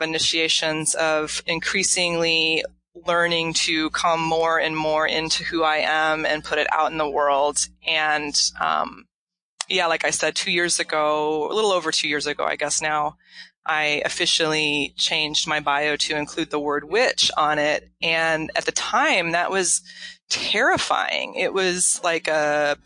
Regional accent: Kansas, United States; moved away as an adult; also born or lived in Illinois / Minneapolis; I grew up in Kansas and went to college in Illinois

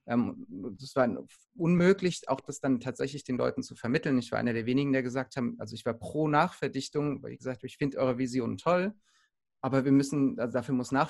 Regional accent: Heidelberg, Baden-Württemberg, Germany; Das ist meine Heimatstadt und da gibt es ganz große Konversionsflächen.

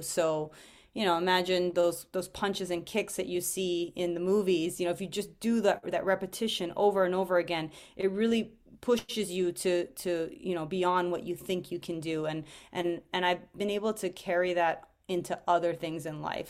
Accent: Hawaii, United States; I grew up in Hawaii

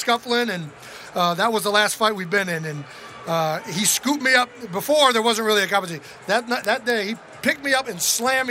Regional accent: Cleveland Heights, Ohio, United States; moved away; Growing up in Cleveland, we were always on the Browns

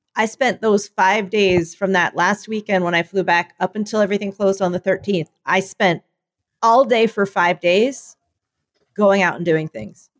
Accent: Philadelphia, Pennsylvania, United States; now in Chicago, United States; I come from Philadelphia

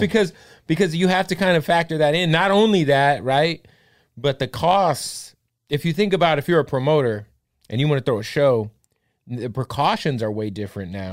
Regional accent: Phoenix, Arizona, United States; I'm from Phoenix

